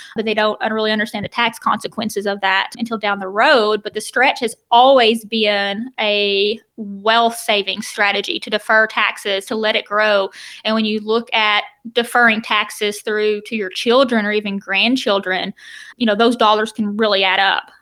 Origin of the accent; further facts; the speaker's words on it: the South, United States; I'm from the South